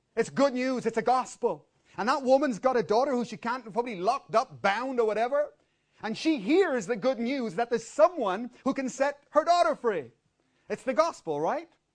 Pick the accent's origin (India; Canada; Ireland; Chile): Ireland; I'm born and I'm Irish